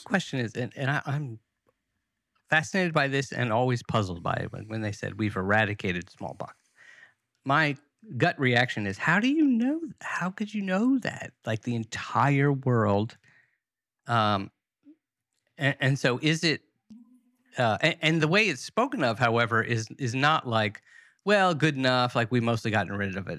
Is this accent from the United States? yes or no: yes; United States; as an American